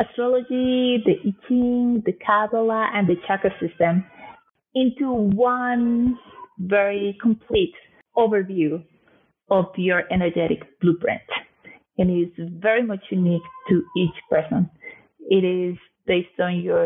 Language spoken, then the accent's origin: English; Colombia; also born or lived in Canada / New York City, United States; now in London, United Kingdom; I am originally from Colombia